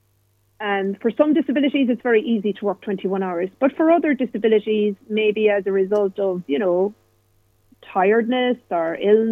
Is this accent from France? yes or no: no; Ireland; I'm a woman. I'm Irish.